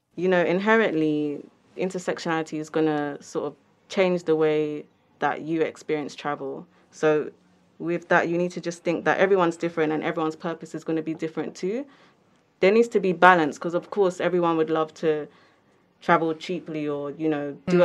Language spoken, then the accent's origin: English; London, United Kingdom; I'm from London